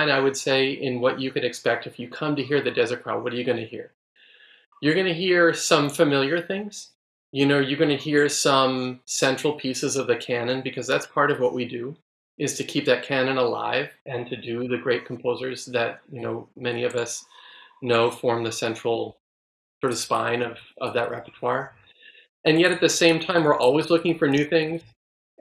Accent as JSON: {"language": "English", "town": "San Francisco", "region": "California", "country": "United States", "tie": "born or raised there", "also_born_or_lived": "Texas", "moved": "yes", "said": "San Francisco, which of course is my hometown and yours"}